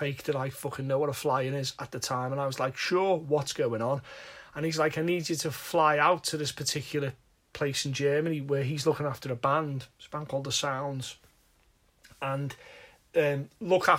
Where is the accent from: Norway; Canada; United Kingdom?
United Kingdom; Liverpool, North West England; I'm from Liverpool